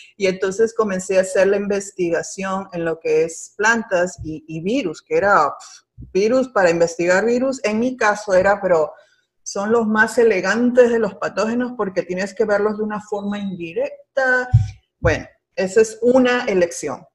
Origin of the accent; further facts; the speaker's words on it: Peru; first language Spanish; moved away as an adult; now in Miami, United States; yo nací y crecí ah, y me gradué de bióloga en el hermoso país de Perú